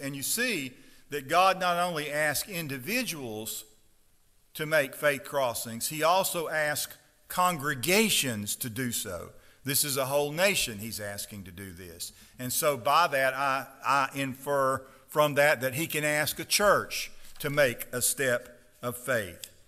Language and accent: English; Stonewall, Mississippi, United States; I grew up on the Chickasaw River.